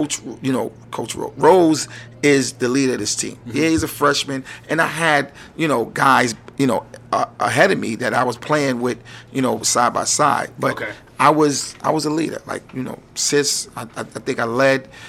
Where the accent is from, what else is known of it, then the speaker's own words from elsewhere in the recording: New York City, New York, United States; growing up in Harlem